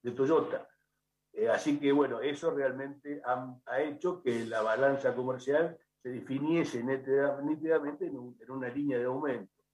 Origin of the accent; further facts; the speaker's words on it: La Plata, Buenos Aires Province, Argentina; now in Central America; yo soy de La Plata